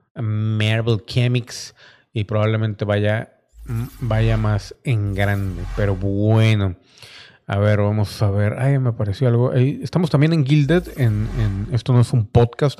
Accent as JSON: {"language": "Spanish", "country": "Mexico", "said": "como mexicano"}